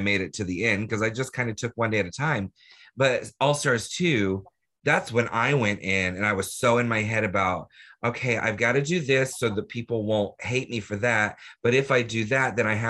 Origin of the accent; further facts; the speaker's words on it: Orlando, Florida, United States; I grew up in Orlando